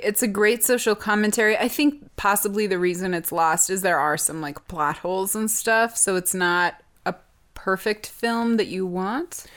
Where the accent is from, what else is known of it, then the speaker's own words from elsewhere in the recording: United States; as an American